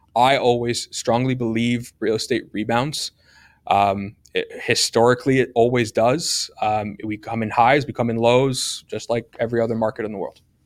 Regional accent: Hamilton, Ontario, Canada; I love Hamilton. I'm from Hamilton.

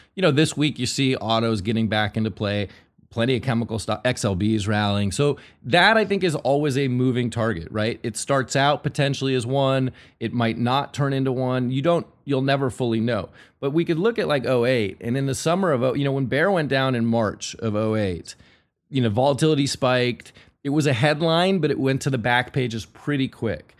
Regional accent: Northern California, United States; I grew up sort of in the dot com thing, and I'm from NorCal

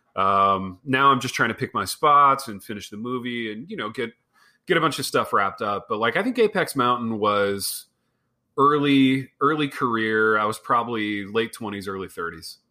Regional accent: Hartford City, Indiana, United States; We had this little pizza place in my hometown called Pizza King

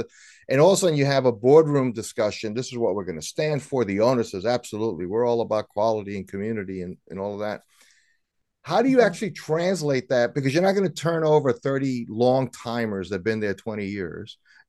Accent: New York City, New York, United States; moved away; So I lived in New York. I was born and raised in New York City.

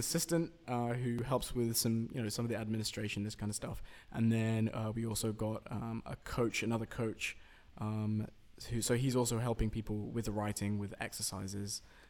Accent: London, United Kingdom; I'm from London.

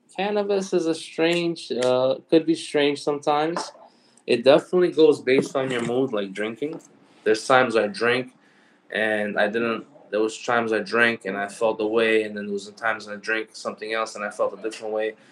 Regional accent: New York City, New York, United States; also born or lived in Brooklyn / Queens; I was born and raised in New York, so you know. And then my family was from Brooklyn. Then we moved out to Queens

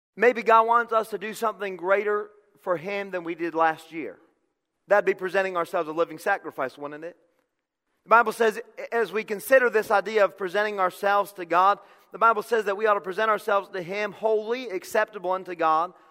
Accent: Connecticut, United States; I'm from Connecticut.

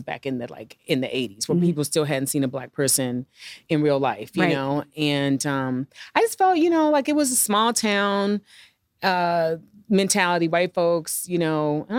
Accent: Midwest, United States; I mean, I'm from the Midwest. Like, we didn't have like, I mean, everybody is a doctor, a lawyer, or has a government job or a teacher. That's, you know, when I grew up.

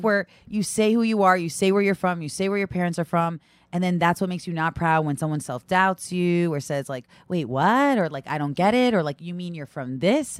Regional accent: Brooklyn, New York, United States; also born or lived in Long Island, New York / Massachusetts; I grew up in Brooklyn

